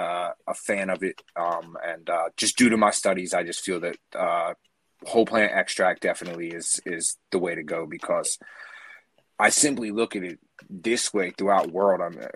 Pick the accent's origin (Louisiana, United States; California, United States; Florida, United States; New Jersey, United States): New Jersey, United States; accent: Jersey; I have a very Jersey